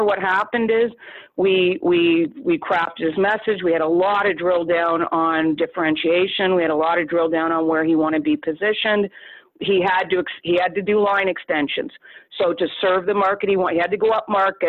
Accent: Canada; I'm a Canadian

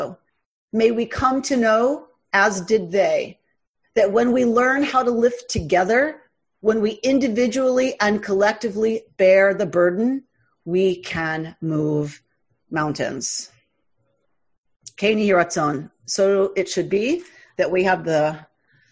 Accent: United States; as Jews, as white American Jews

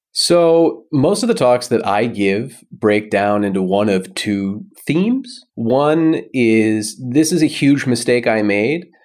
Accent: United States; moved away as an adult; now in Berlin, Germany; I am American, but I live in Germany. I've lived in Berlin for seven years now.

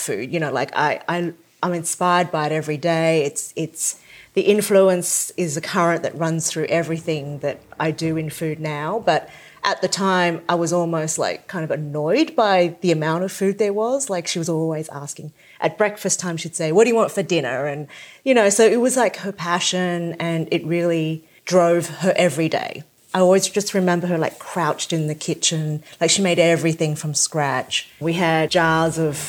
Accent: Sydney, New South Wales, Australia; I grew up in a Cantonese household. My parents were immigrants from the south of China. We lived in the suburbs of Sydney

